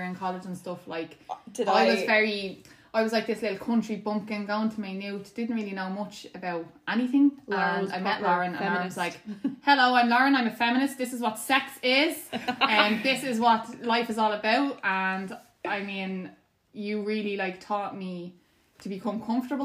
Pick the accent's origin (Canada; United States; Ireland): Ireland; growing up in Ireland